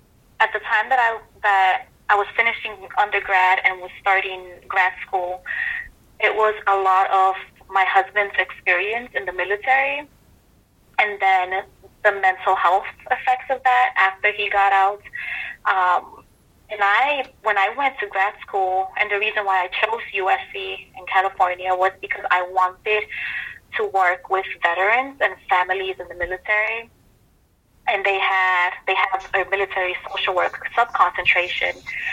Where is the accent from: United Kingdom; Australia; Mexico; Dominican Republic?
Dominican Republic; born there; also born or lived in New York City, United States; And for me, I was born in the Dominican Republic, but I did not realize until I moved to North Carolina that a lot of people had this perception that all Latinos were either Mexican.